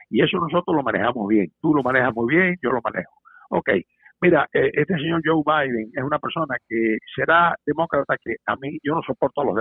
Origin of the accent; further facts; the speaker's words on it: Cuba; now in United States; como buen americano que soy, porque somos, somos cubanos, somos puertorriqueños y somos americanos